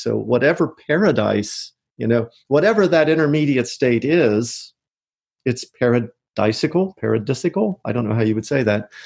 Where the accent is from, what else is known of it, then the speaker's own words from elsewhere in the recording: Loveland, Ohio, United States; moved away as an adult; also born or lived in Michigan / Bradenton, Florida; now in Oviedo, United States; I grew up outside Cincinnati, Ohio